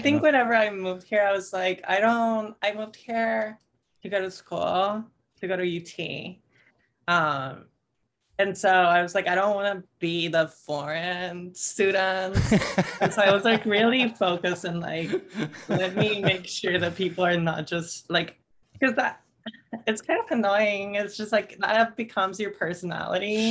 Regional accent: Tampico, Tamaulipas, Mexico; now in Austin, United States; I'm from Tampico, which is northeastern Mexico, right by the Gulf

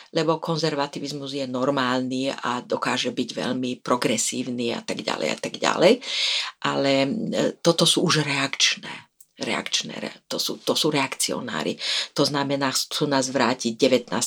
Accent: Slovakia; som bola prvá žena veľvyslankyňa ako Slovenka

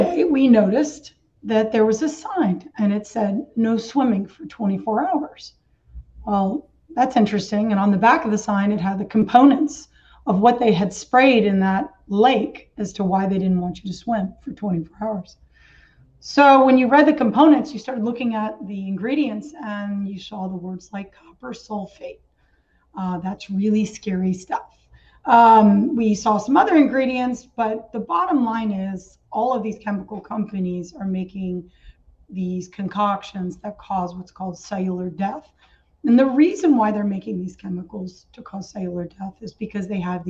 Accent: New York, United States; I came from the Catskills in New York, which is really, really beautiful area.

